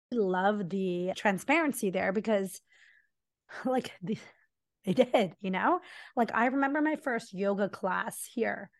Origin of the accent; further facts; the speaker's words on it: Mumbai, Maharashtra, India; moved away; we're South India and I grew up in Mumbai